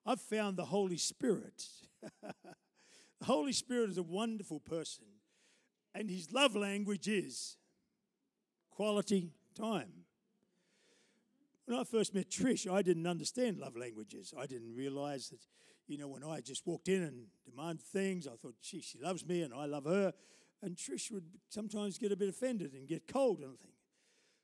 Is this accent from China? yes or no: no; Taree, New South Wales, Australia; I started the church in Taree, my hometown. I went to school there